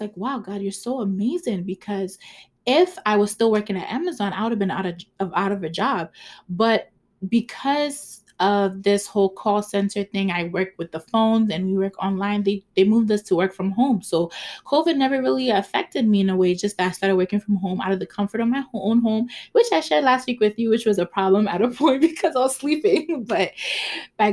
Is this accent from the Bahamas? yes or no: no; Ghana; English is a second language; I'm Ghanaian